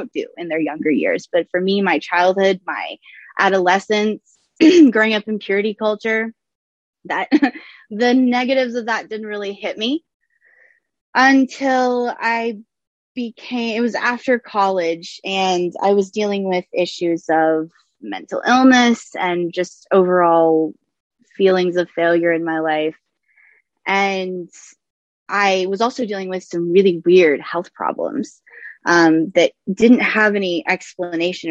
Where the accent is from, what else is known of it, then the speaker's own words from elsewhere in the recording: the South, United States; I am from the South